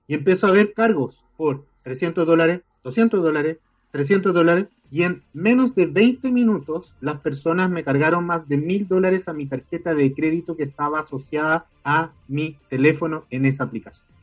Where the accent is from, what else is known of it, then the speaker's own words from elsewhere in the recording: Chile; yo soy abogado, soy de Chile y trabajo actualmente en el Ministerio Público